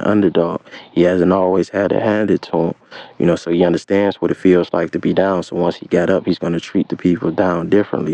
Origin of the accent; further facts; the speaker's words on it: Cleveland, Ohio, United States; I'm from Cleveland